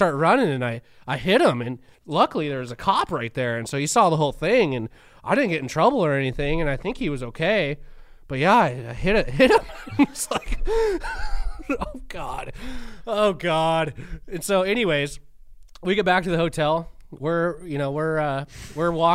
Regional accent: United States; I'm from Washington, me and my wife

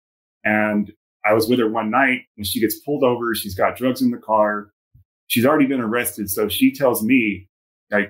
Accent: San Antonio, Texas, United States; moved away; also born or lived in Southern California; I was born and raised in San Antonio, Texas.

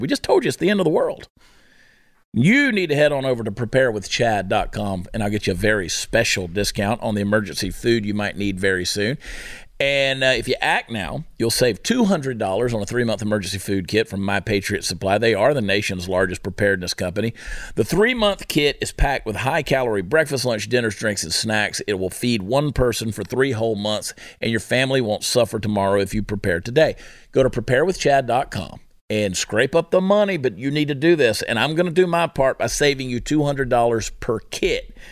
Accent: Augusta, Georgia, United States; Augusta, Georgia, my hometown.

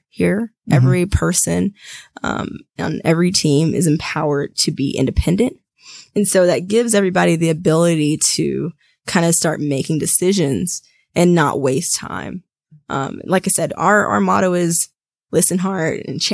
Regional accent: Georgia, United States; I'm born and raised in Georgia, so I'm a Georgia girl, and I don't think I'll ever leave

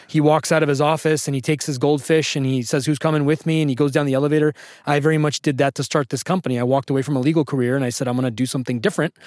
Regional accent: Sacramento, California, United States; I'm from Sacramento. I went to high school in Sacramento

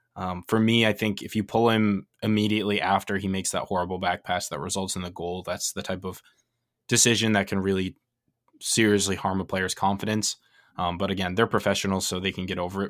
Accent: United States; we're American

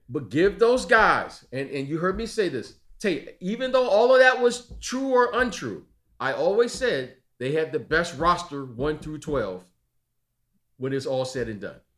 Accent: Detroit, Michigan, United States; those guys I grew up with in Detroit

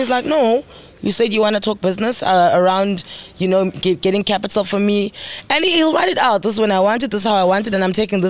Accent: Mthatha, Eastern Cape, South Africa; I'm from Umtata.

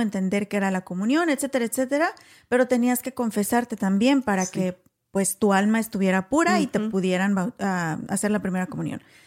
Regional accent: Guanajuato, Mexico; also born or lived in Waco, Texas; now in Texas, United States; Somos mexicanas originarias de Guanajuato, pero vivimos en Texas

